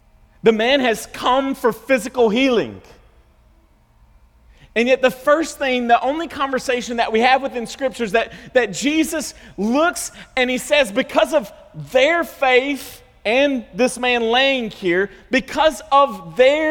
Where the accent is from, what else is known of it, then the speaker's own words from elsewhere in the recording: the South, United States; We're from the South